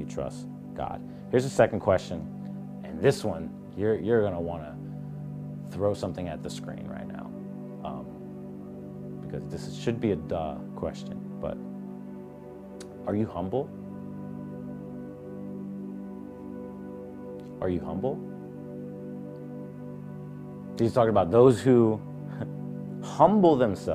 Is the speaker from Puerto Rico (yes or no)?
yes; Puerto Rico; I'm a Puerto Rican